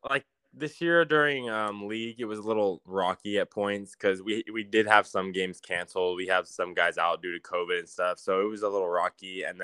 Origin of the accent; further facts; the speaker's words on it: Fresno, California, United States; And growing up in Fresno